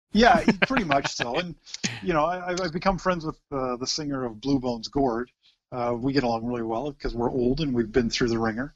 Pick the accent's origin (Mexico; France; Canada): Canada; Oshawa, Ontario; never ever said we were from anywhere else but Oshawa